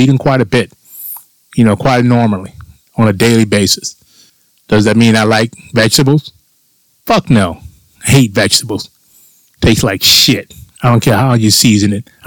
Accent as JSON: {"language": "English", "region": "Florida", "country": "United States", "tie": "born or raised there", "said": "when I was a child growing up in Florida."}